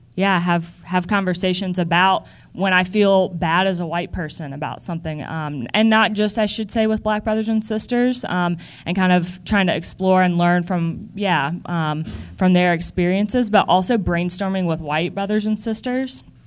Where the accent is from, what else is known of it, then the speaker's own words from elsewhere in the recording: the South, United States; growing up in the South